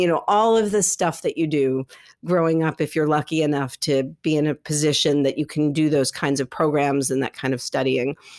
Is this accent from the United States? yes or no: yes; New York City, New York, United States; I grew up here in New York City and I ended up at NYU